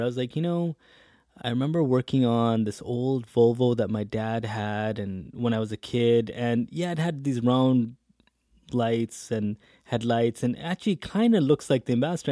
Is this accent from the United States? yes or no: no; interior British Columbia, Canada; moved away as an adult; also born or lived in Hamilton, Ontario / Edmonton; now in Calgary, Canada; born in Hamilton, Ontario, came out to the West, grew up in B C, interior B C